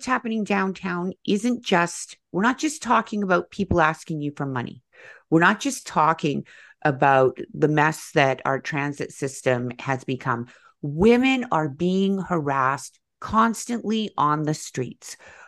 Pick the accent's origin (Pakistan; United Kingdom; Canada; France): Canada; West Coast; I'm also from the West Coast. I lived in Vancouver.